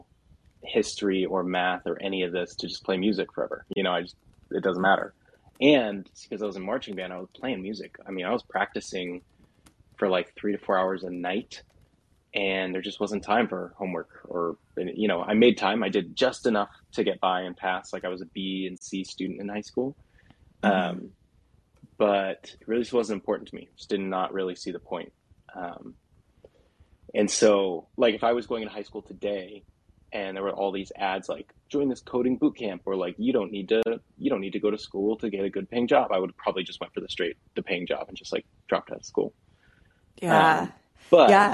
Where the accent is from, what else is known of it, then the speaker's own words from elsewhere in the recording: Southern California, United States; I grew up in Southern California.